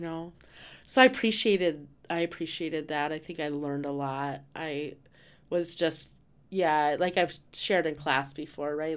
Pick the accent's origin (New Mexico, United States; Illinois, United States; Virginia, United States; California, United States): New Mexico, United States; Rehoboth; moved away; growing up in New Mexico, right at Rehoboth